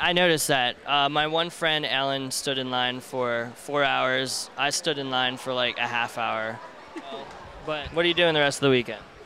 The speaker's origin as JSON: {"language": "English", "region": "Pennsylvania", "country": "United States", "said": "I'm from Pennsylvania"}